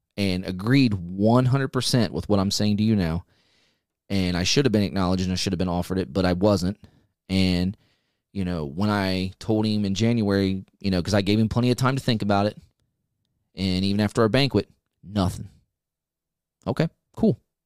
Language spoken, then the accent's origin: English; United States; as an American